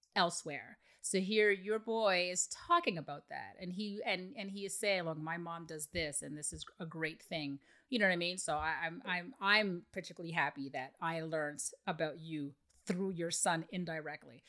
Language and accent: English; Canada; I'm Canadian